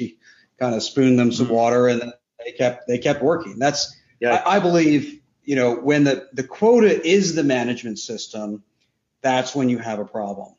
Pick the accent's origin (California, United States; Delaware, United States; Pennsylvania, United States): Pennsylvania, United States; York; moved away; I'm from New York, Pennsylvania, originally